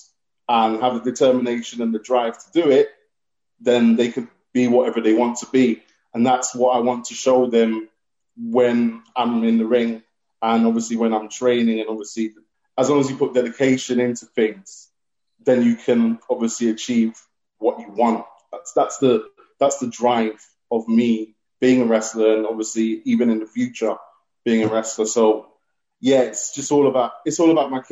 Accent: London, United Kingdom; also born or lived in Seychelles; I grew up in London, England

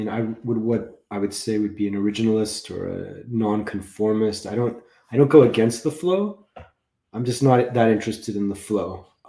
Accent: Los Angeles, California, United States; I grew up in Los Angeles. I got sober in Los Angeles at the age of 22.

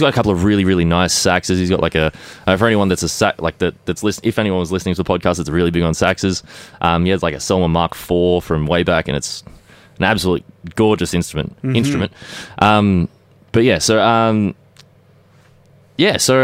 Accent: Watsonia, Victoria, Australia; I am just about as close in Watsonia

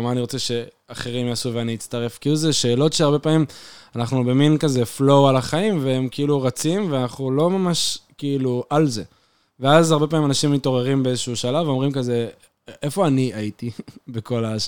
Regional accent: Jerusalem, Jerusalem District, Israel; moved away as an adult; now in Beersheba, Israel; אני ירושלמי, אני גר אה, עשר שנים בבאר שבע, אני עדיין גר בבאר שבע

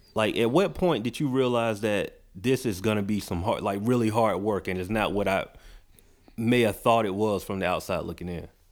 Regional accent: Macon, Georgia, United States; moved away as an adult; now in Atlanta, United States; I'm from Macon

